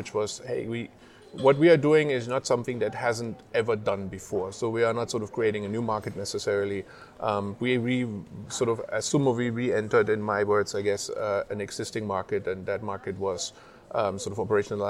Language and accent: English; Germany; moved away as an adult; now in United States; I grew up in Germany